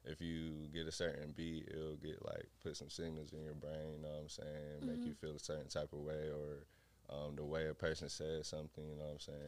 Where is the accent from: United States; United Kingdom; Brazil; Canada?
United States; Decatur, Georgia; also born or lived in Riverdale, Georgia; I'm from Decatur.